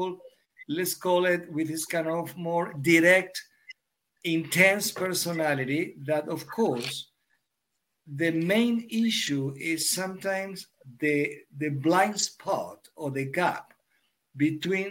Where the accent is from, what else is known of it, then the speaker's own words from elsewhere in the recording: Argentina; moved away as an adult; also born or lived in Europe; I'm born and raised in Argentina